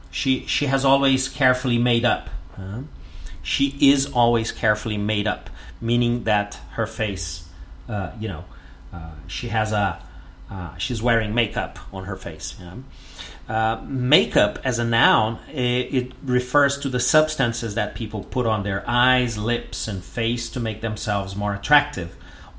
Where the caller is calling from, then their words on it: Porto Alegre, Rio Grande do Sul, Brazil; English is a second language; I'm … and I'm speaking from Porto Alegre in the south of Brazil.